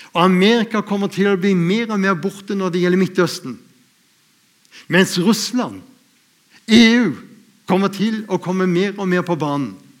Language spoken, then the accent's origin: Norwegian; Lindesnes, Agder, Norway; jeg er født ute på Lindesnes